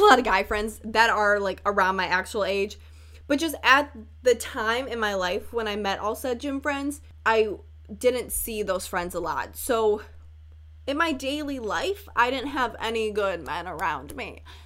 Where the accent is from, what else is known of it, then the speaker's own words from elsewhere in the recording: Chicago, Illinois, United States; accent: northern; I'm from Chicago